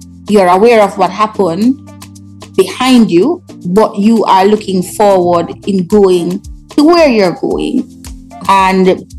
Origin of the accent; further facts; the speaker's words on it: Jamaica; also born or lived in New York, United States / London, United Kingdom; being Jamaican